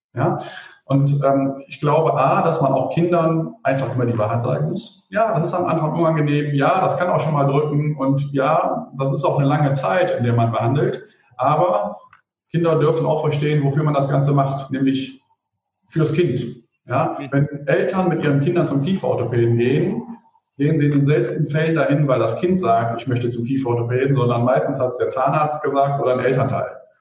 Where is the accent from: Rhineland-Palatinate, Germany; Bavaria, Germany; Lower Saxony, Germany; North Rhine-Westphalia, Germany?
North Rhine-Westphalia, Germany; Mönchengladbach; Ich selber bin gebürtiger Mönchengladbacher